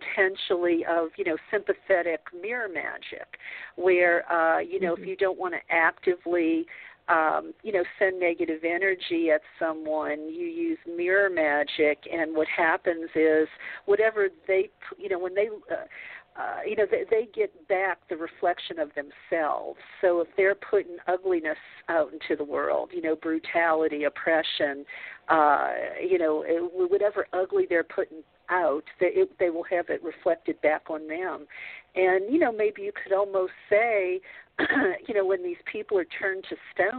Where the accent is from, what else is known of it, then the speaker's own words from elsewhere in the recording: the South, United States; I grew up in the South, a Catholic